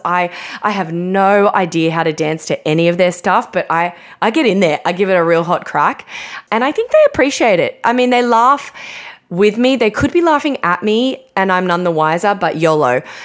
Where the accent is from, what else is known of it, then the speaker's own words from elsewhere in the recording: Australia; I'm half Australian, half English, mainly just Australian.